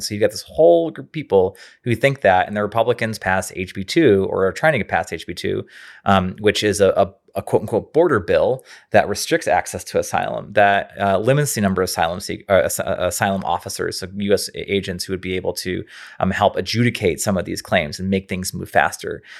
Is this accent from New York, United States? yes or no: yes; Rochester, New York, United States; moved away; I'm from Rochester, New York originally, and we have a family home up there